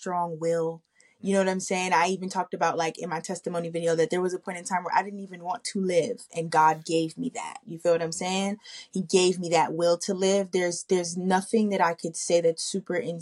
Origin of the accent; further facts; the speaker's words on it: New Jersey, United States; moved away as an adult; now in Dallas, United States; I'm originally from Jersey